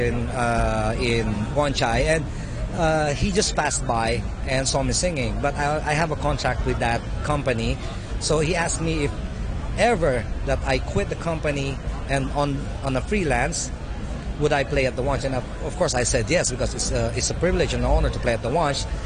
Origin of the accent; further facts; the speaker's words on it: Manila, Metro Manila, Philippines; moved away as an adult; now in Hong Kong; From the Philippines. Manila. Yeah, I grew up in Manila